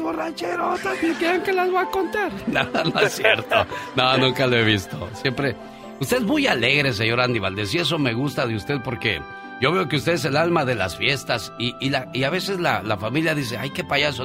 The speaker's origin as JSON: {"language": "Spanish", "region": "Veracruz", "country": "Mexico", "moved": "yes", "said": "un día salí de Veracruz, pero Veracruz nunca salió de mí"}